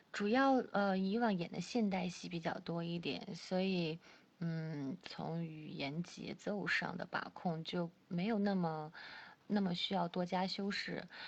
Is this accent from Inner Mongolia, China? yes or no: yes; Chifeng, Inner Mongolia, China; moved away; 我赤峰，我是在赤峰出生的，赤峰最早是归辽宁管，然后八四年就拨给内蒙了